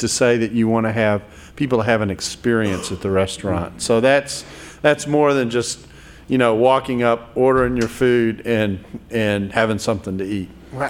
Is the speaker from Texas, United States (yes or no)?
yes; near Baytown, Texas, United States; Baytown, that's right close to where I grew up.